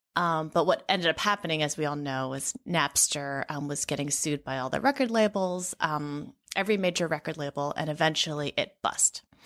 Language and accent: English; San Francisco, California, United States; moved away as an adult; also born or lived in Madison, Wisconsin; I grew up in San Francisco, and, um, it was such a wonderful, diverse environment in which to grow up.